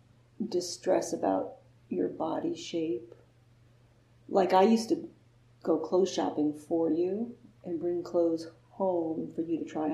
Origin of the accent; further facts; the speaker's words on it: Vermont, United States; moved away; also born or lived in Midwest; I grew up in the Northeast.